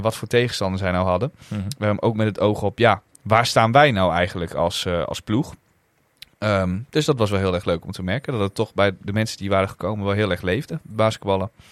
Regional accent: Netherlands; wij uit Nederland kwamen

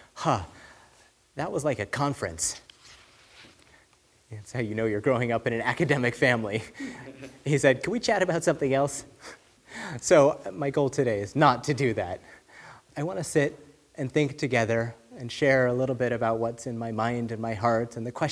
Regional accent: California, United States; now in Phoenix, United States; I grew up in California

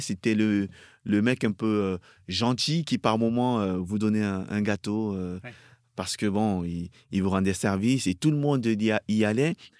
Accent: Cameroon; moved away as an adult; also born or lived in France; je suis encore tout gamin, je vois ça à la télé, chez moi au Cameroun, avec mes parents

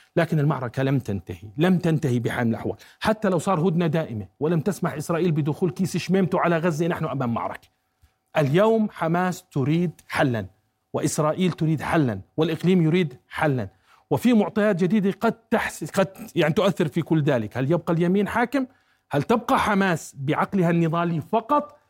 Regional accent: Jordan; أنا كأردني

